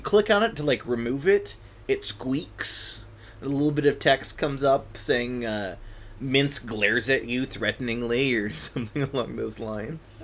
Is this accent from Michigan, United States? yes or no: yes; West Michigan, United States; now in Oregon, United States; I'm originally from West Michigan